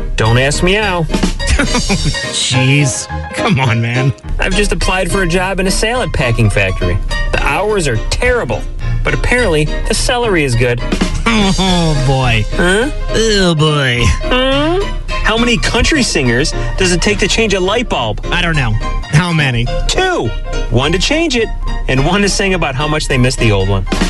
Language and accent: English; East Coast, New York, United States; moved away; Growing up on the East Coast in New York